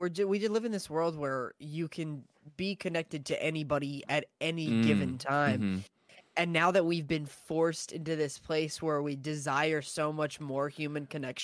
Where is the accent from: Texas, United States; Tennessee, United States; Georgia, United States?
Texas, United States; Austin; now in San Antonio, United States; I'm originally from Austin, Texas.